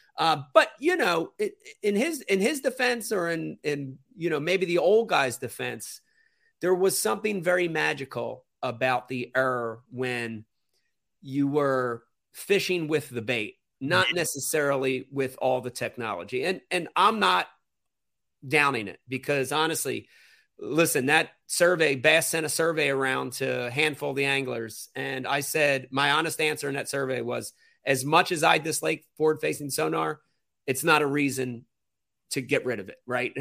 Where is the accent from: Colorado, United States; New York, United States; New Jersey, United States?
New Jersey, United States; I'm from Jersey.